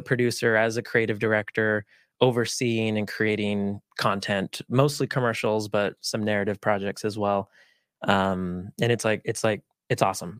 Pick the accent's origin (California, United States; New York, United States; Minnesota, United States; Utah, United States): Utah, United States; first language Spanish; English is a second language; I was actually born and raised here in Utah.